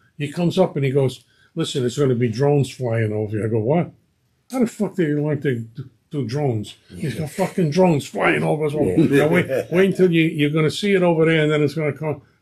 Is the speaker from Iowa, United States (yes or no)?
no; New York City, New York, United States; also born or lived in Howard Beach, Queens; I was born and raised on Newlands Avenue and Ashford Street, right the last stop on the IRT. And I lived there until I went to high school